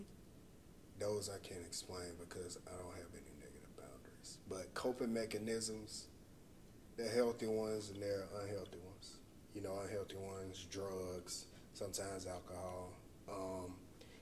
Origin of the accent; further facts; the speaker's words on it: Laurel, Mississippi, United States; also born or lived in Hattiesburg, Mississippi; where I come from Laurel, Mississippi, born and raised. Even though I was born in Hattiesburg, but I definitely claim Laurel.